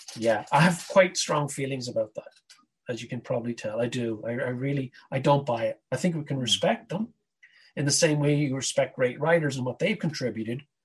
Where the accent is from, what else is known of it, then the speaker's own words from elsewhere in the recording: Ireland; growing up in Ireland in the '70s wasn't much fun